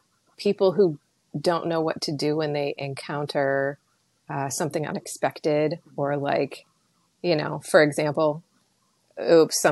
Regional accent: Iowa, United States; I'm from Iowa. Here, there's a tornado. We go watch it

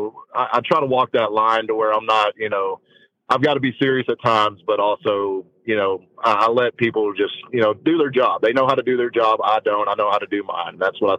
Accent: East Texas, United States; I'm from East Texas.

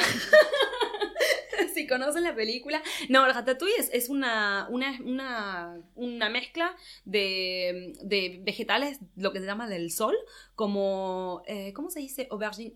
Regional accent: Buenos Aires, Argentina; moved away as an adult; also born or lived in Spain / England; now in Paris, France; soy argentina. Eh, nací y crecí en Buenos Aires

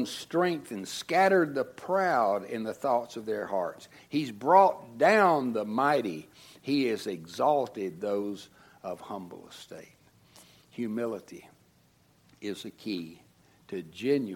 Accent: United States; as American Christians

